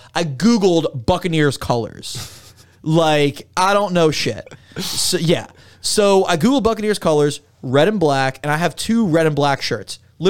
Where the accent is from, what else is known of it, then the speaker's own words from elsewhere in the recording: Miami, Florida, United States; And, I mean, I'm from Miami.